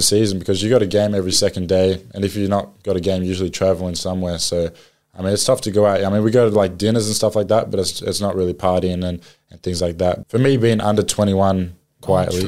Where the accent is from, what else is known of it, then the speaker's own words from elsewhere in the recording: Australia; moved away as an adult; now in New Orleans, United States; being an Aussie